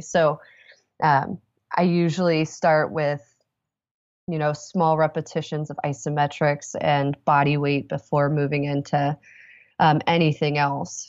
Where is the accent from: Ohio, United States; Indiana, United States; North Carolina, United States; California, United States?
Indiana, United States; Indianapolis; I'm from Indianapolis